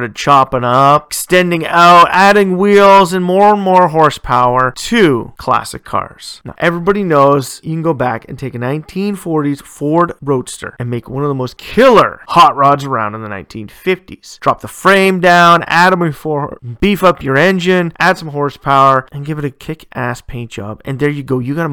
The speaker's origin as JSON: {"language": "English", "region": "Ontario", "country": "Canada", "tie": "born or raised there", "said": "my home province of Ontario"}